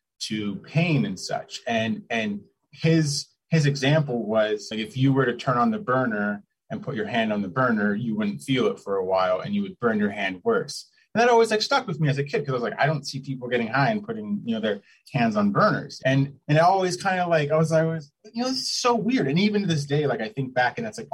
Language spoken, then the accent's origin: English; the Northwest, Pacific Northwest, United States; growing up in the Northwest